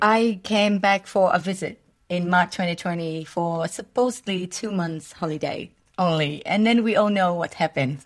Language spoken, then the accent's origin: English; Vietnam; English is a second language; moved away as an adult; also born or lived in Melbourne, Australia / Europe; I'm not Australian, I'm Vietnamese